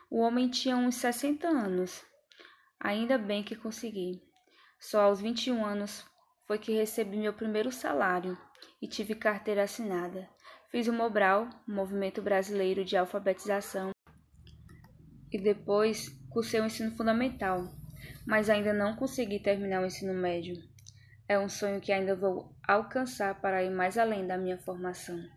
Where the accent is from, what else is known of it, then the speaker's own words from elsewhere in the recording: Santo Amaro, Bahia, Brazil; also born or lived in Salvador; Eu nasci em Salvador, no ano de 1957, no bairro de Cosme de Farias. Quando eu fiz cinco anos, meu pai morreu e minha mãe voltou para a zona rural de Santo Amaro da Purificação.